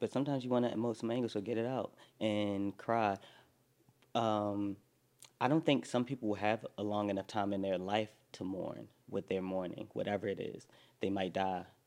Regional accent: Baltimore, Maryland, United States; moved away as an adult; also born or lived in New York; I'm from Baltimore. I, I, lived in New York for the last 10 years

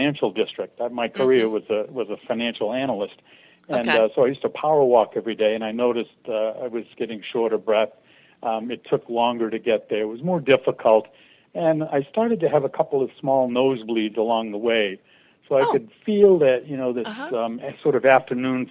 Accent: Boston, Massachusetts, United States; also born or lived in Andover, Massachusetts; I was born in the Boston, Massachusetts area.

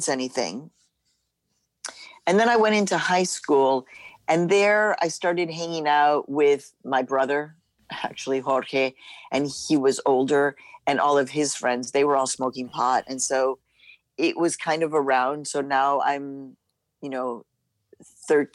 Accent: Chicago, Illinois, United States; also born or lived in Mexico; the neighborhood where I was growing up in Chicago was very hippie-esque. It was the University of Chicago community of Hyde Park.

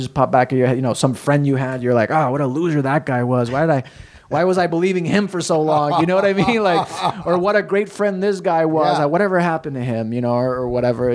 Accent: El Paso, Texas, United States; we're from all from El Paso

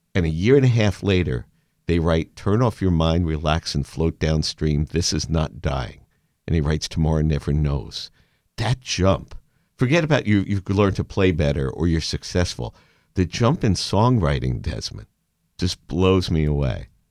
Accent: New York City, New York, United States; I'm a kid from Brooklyn

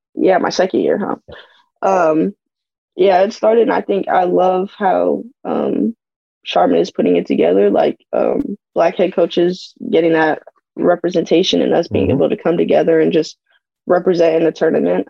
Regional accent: Arizona, United States; I'm from Arizona

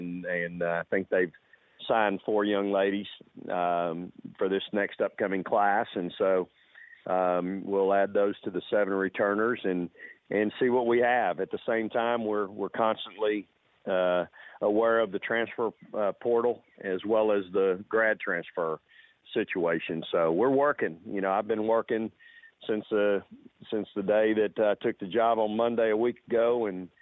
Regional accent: the Texas coast, United States; moved away; the coast where I grew up

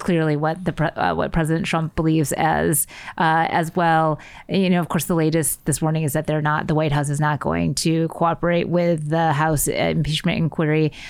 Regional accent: United States; as an American experience

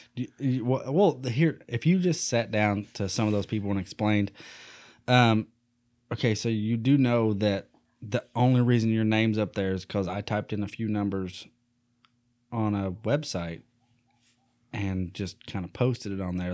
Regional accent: Eastern Kentucky, United States; I come from Eastern Kentucky

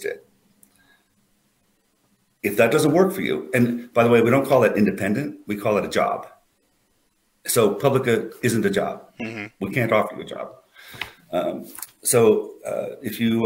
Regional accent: United States; I'm an American

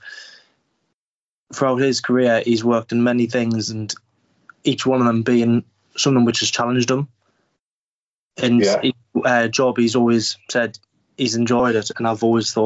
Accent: Sunderland, North East England, United Kingdom; I'm from Sunderland, 24-year-old.

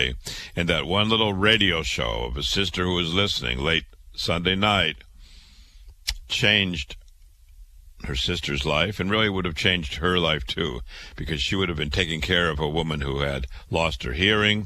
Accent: Waterloo, Iowa, United States; I was born in Waterloo, Iowa, went to public school, went to university, went to medical school.

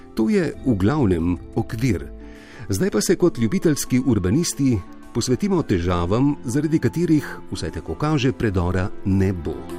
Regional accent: Slovenia; smo Slovenci izumili demokracijo prej, kot smo izumili parkirišča

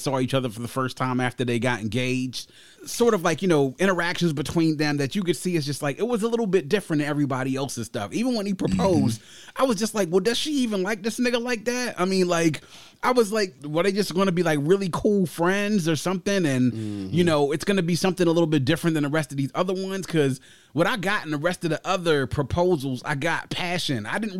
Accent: Nigeria; Listening to me and not being judgmental about my, you know, my background and me being Nigerian.

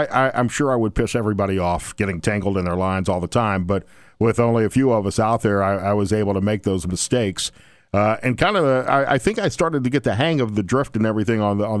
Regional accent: Alabama, United States; also born or lived in Mississippi / Louisiana; I mean, I grew up in Alabama and Mississippi and Louisiana, but I'm used to fishing for catfish or deep sea fishing out in the Gulf of Mexico or fishing from a pier.

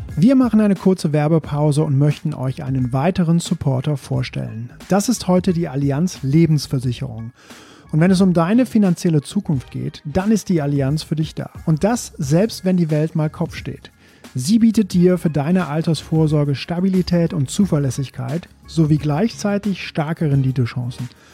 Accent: Belgium; moved away; ich komme aus Belgien

